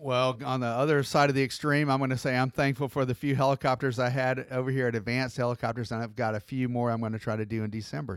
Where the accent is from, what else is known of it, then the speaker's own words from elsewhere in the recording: Atlanta, Georgia, United States; I'm from Atlanta